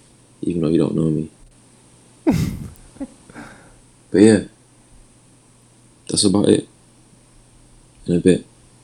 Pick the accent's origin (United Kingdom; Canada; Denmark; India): United Kingdom; London; I'm 20. I'm from London.